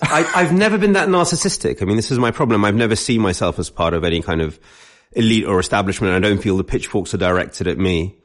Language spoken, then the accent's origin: English; London, United Kingdom; I grew up in London